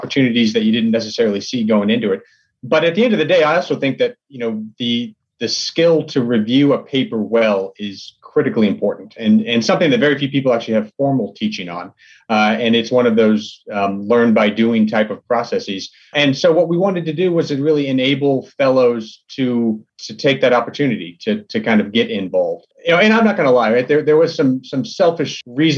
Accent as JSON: {"language": "English", "region": "Texas", "country": "United States", "tie": "born or raised there", "said": "I'm from Texas. His first movie, Bottle Rocket, was filmed kind of in a neighborhood that I grew up"}